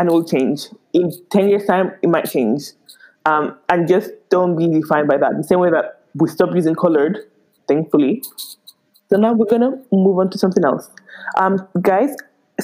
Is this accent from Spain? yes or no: yes; Spain; moved away; I was really born and raised in Spain, but all the way roots in Nigeria